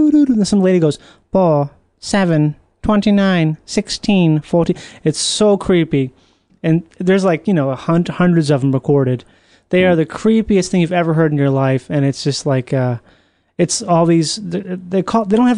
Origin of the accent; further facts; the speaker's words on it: Rochester, Minnesota, United States; the house I grew up in Rochester, Minnesota